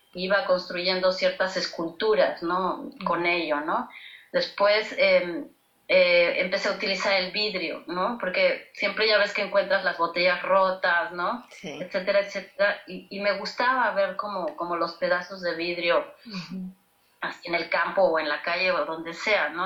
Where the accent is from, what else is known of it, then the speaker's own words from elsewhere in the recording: Mexico; nuestro país